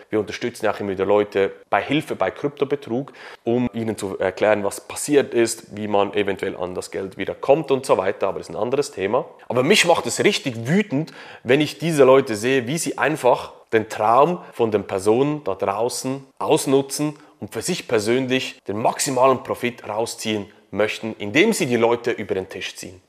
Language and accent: German; Switzerland; bei uns in der Schweiz